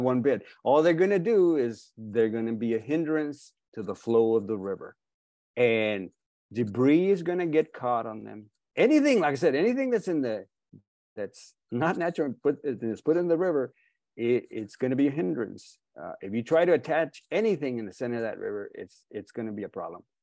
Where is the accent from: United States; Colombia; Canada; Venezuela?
United States; Texas; I'm a Texan too